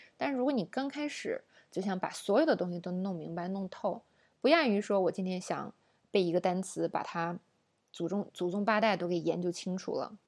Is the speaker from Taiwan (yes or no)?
no; China; 我们中国人